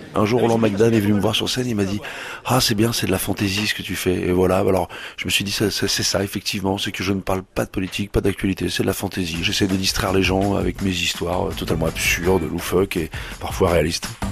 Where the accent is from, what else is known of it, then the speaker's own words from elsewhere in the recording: Rouen, Normandy, France; moved away; je suis originaire de Rouen, euh, j'adore cette ville, j'adore y retourner